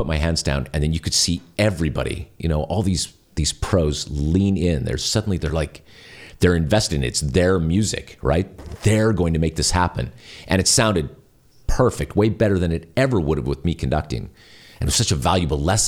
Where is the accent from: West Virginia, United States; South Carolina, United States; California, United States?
California, United States; I'm from California